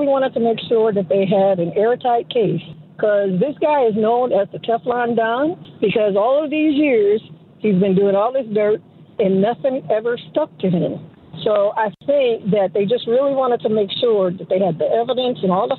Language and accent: English; New York, United States; I'm from New York, so I grew up way back in the 70s and earlier